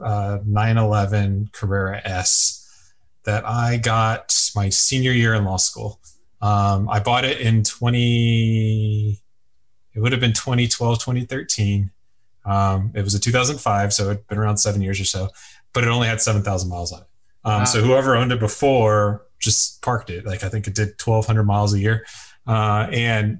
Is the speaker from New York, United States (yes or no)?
no; Houston, Texas, United States; also born or lived in Philadelphia; I'm a Texas boy. I'm from Houston originally, and we've got space here